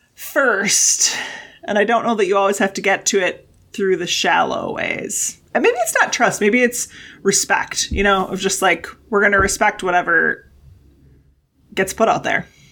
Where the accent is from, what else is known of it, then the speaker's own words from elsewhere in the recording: Wisconsin, United States; I grew up in Wisconsin